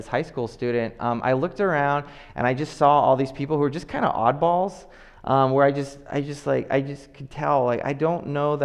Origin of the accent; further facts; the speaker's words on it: Oakland, California, United States; growing up in Oakland